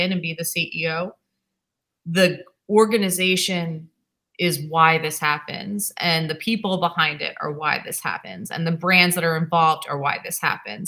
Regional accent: New York, United States; now in Massachusetts, United States; I'm originally from New York

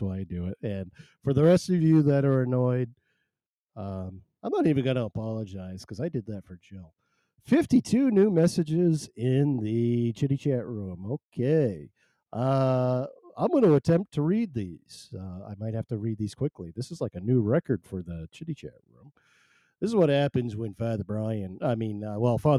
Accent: Maine, United States; I am not Canadian. I'm not Canadian. I'm from Maine. I'm from Maine, though

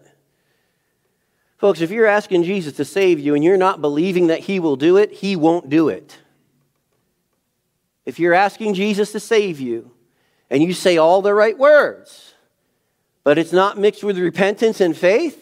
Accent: New England, United States; I'm from New England

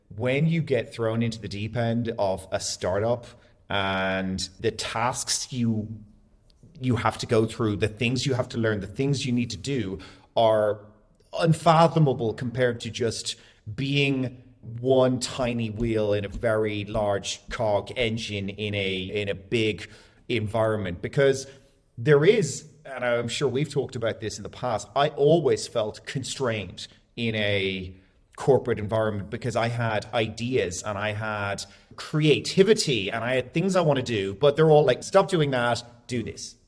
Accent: Dublin, Leinster, Ireland; moved away as an adult; also born or lived in Florianópolis, Brazil; now in Dubai, United Arab Emirates; I'm from Dublin in Ireland, born and raised most of my entire life, but bounced around a little bit.

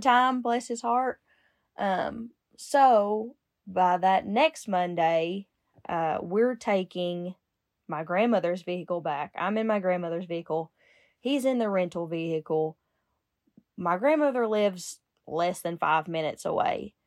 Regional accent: United States; I grew up in Lincoln County

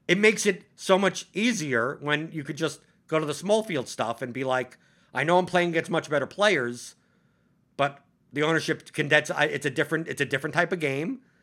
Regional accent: New York City, New York, United States; moved away as an adult; I grew up in Brooklyn

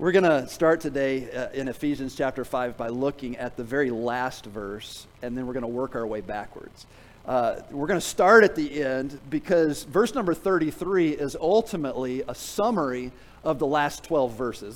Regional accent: Tennessee, United States; I'm from Tennessee

